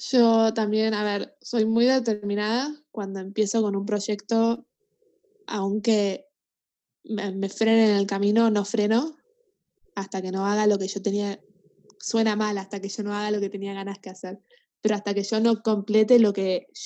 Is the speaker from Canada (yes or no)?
yes; Canada; now in Argentina; Sí, sí, yo, a ver, soy canadiense, vivía acá hace un montón de tiempo y me gusta mucho Canadá y, y todo eso, pero yo también me siento más argentina que canadiense.